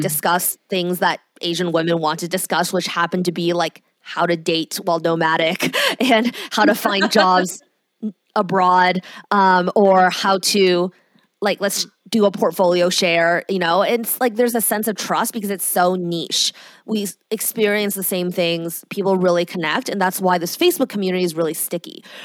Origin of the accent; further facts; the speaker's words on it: Canada; I'm Canadian.